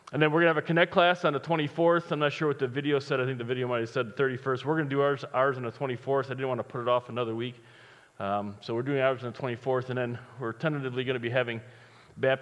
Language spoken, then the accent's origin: English; Chicago, Illinois, United States; I'm from Chicago